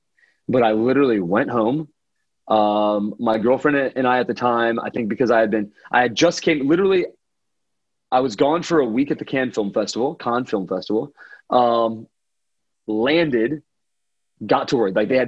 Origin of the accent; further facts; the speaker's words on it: Houston, Texas, United States; And finally he mentioned something about Texas, and I was like, oh, that's cool. Like, I'm from Houston.